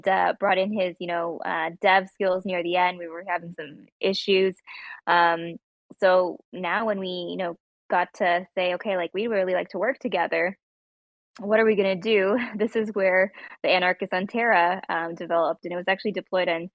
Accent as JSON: {"language": "English", "town": "Toronto", "region": "Ontario", "country": "Canada", "said": "we're all like from the Toronto area in Canada"}